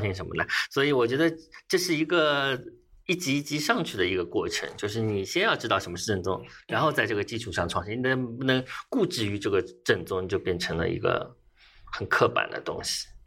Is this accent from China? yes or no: yes; Shanghai, China; 作为一个，呃，原产的上海人